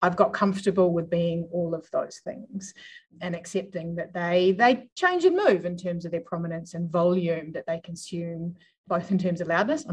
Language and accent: English; New Zealand; moved away as an adult; also born or lived in Melbourne, Australia; now in Adelaide, Australia; I grew up in New Zealand, moved here by accident